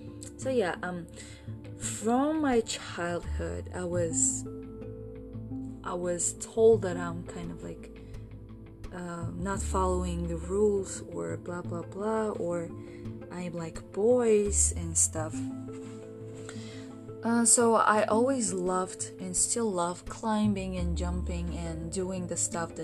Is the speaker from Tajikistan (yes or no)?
yes; Tajikistan; I was born in Tajikistan, 23 years ago.